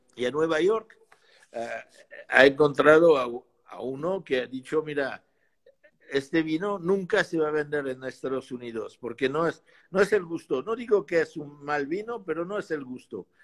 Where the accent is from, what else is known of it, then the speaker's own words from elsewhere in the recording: Bordeaux, Nouvelle-Aquitaine, France; Spanish is a second language; also born or lived in Pomerol; Yo nací en Burdeos y Pomol